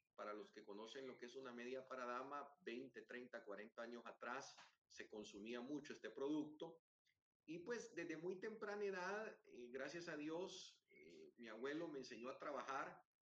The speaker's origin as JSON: {"language": "Spanish", "country": "El Salvador", "said": "en mi país"}